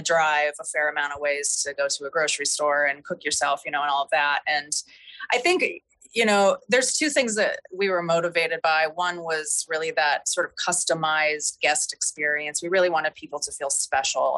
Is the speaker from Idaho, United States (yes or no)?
yes; Nevada and Southern Idaho, United States; I grew up in Nevada and in Southern Idaho